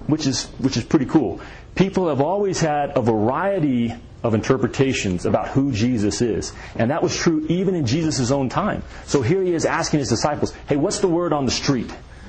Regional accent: the South, United States; In the South, we had a church pretty much on every corner. And we didn't have Boy Scouts in the small town that I'm from.

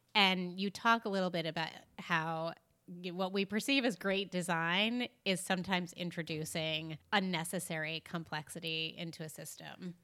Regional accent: New York, United States; we're from New York

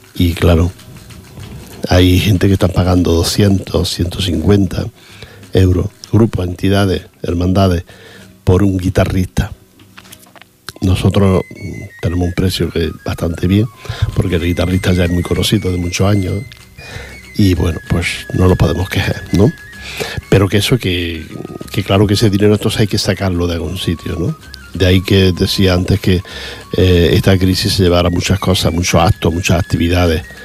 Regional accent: Spain; cómo somos los, españoles

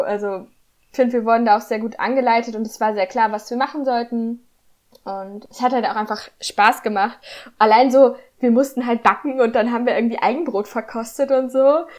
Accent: Northern Hesse, Germany; moved away as an adult; also born or lived in Kiel; ich komme übrigens aus Nordhessen

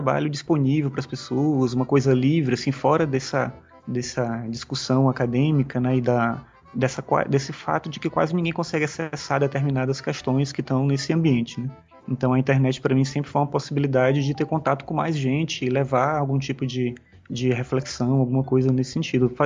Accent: São Luís, Maranhão, Brazil; moved away as an adult; now in Brasília, Brazil; Na verdade, eu sou maranhense, né? Sou de São Luís. E eu vim para cá por conta desse concurso.

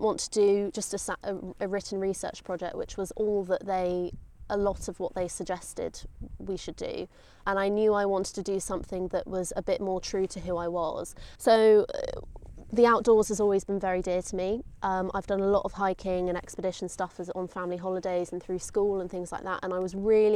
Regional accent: Lympstone, South West England, United Kingdom; also born or lived in Georgia, United States; we moved to Limpston in East Devon, which is just a couple of miles from here. And I grew up on the River Exe

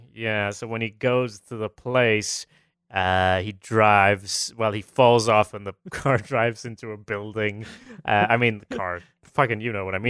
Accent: Sweden; I'm from Sweden

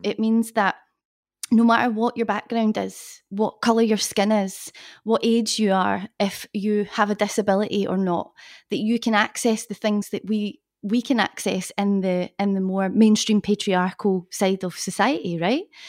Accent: Glasgow, Scotland, United Kingdom; moved away as an adult; also born or lived in London; I am from Scotland, from Glasgow

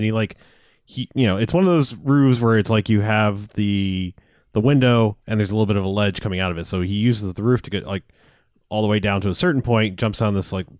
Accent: Ibiza, Balearic Islands, Spain; No, I'm from Ibiza.

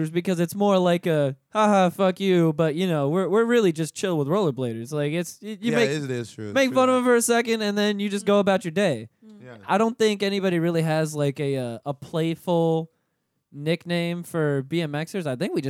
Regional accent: Pensacola, Florida, United States; I'm from Pensacola myself

